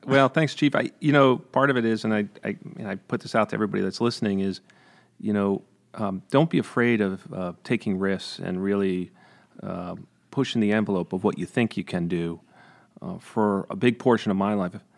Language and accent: English; Freehold, New York, United States; also born or lived in Hudson, Columbia County, New York; I grew up in Greene County